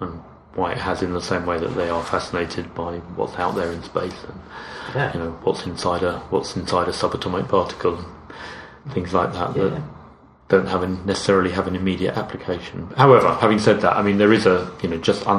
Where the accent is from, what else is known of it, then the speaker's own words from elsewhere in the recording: London, United Kingdom; moved away as an adult; also born or lived in Cambridge; now in Royston, United Kingdom; So I grew up in outer London, the London suburbs.